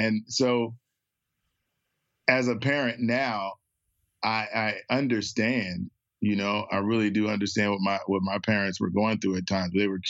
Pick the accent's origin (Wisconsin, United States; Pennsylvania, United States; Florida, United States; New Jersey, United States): New Jersey, United States; Trenton; if you call some of my friends that I grew up with in Trenton, they all would say, I remember you banging on the piano.